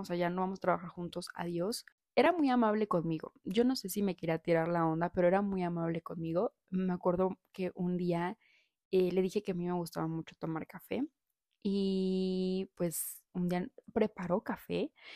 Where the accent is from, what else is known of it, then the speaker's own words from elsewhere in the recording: Saltillo, Coahuila, Mexico; moved away as an adult; now in Puebla, Mexico; vengo de Saltillo